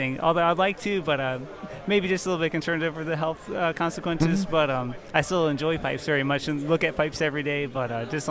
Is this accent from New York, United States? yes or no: no; Mathews County, Virginia, United States; I'm from Matthews County, Virginia.